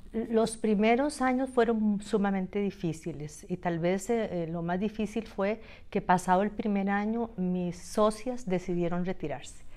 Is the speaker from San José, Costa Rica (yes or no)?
yes; Montes de Oca, San José, Costa Rica; also born or lived in Guadalupe, Costa Rica; now in Moravia, Costa Rica; yo nací en San José y crecí mis primeros años hasta la adolescencia en, en Betania de Montes de Oca, la Paulina de Montes de Oca, y luego me trasladé a Guadalupe